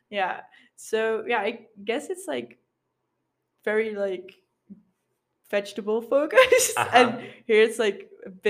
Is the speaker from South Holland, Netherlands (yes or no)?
no; Sittard, Limburg, Netherlands; English is a second language; Like I'm from Sittard, but like I love it.